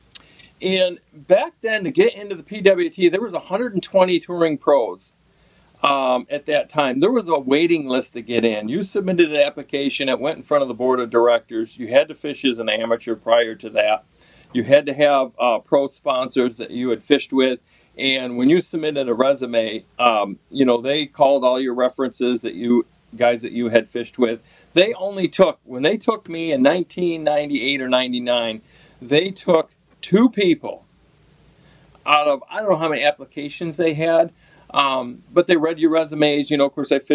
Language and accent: English; Pulaski, New York, United States; I grew up on the Salmon River, and as a kid, all I wanted to do was fish. I mean, is my grandfather used to take me. I caught the bug early on. I come from a fishing town in Pulaski